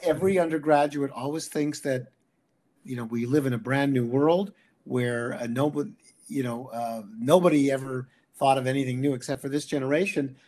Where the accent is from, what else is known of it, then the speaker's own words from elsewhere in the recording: Canada; I'm a Canadian, or I'm both actually